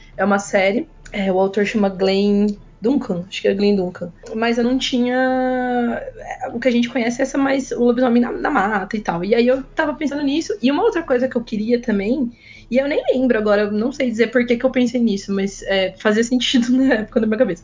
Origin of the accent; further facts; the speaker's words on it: interior of São Paulo, Brazil; eu sou daqui do interior de São Paulo